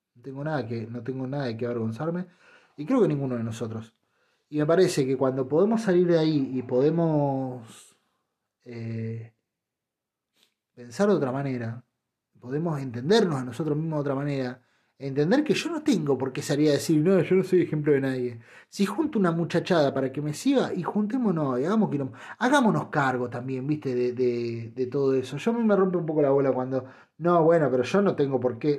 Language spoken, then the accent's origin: Spanish; Argentina; Yo soy argentino y estoy orgullosísimo de serlo